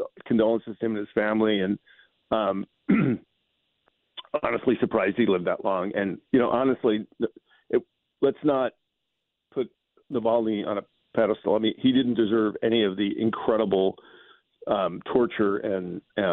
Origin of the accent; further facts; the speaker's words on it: New York City, New York, United States; I was born in the South. South Bronx.